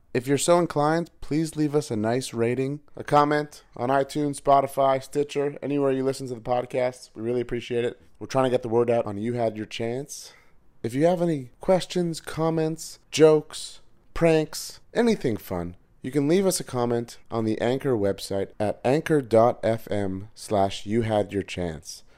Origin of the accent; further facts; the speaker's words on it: Montreal, Quebec, Canada; recording from Montreal, Canada, my hometown.